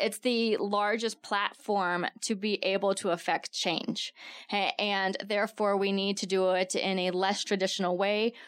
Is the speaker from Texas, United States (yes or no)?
yes; Texas, United States; now in Tucson, United States; I'm from Texas, so my family comes out here during the summer to avoid the humidity